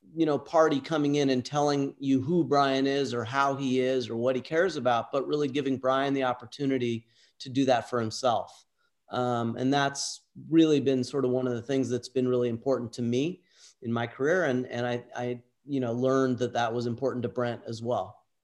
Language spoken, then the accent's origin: English; Southern California, United States; Southern California.